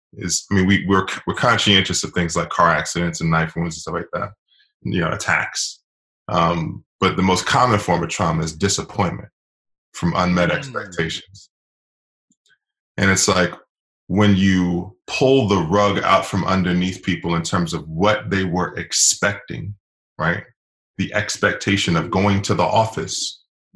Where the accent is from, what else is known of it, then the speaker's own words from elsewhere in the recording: Washington, District of Columbia, United States; I'm originally from Washington, D.C.